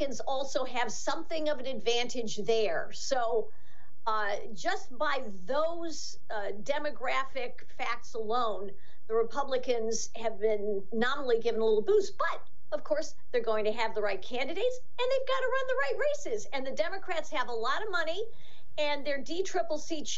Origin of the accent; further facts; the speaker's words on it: New York, United States; my home state of New York